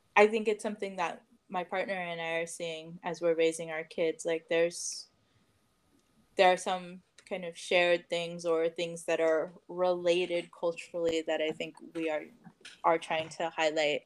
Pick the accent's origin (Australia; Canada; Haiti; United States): United States; Richmond, California; I grew up in Richmond, California, just uh, just north of here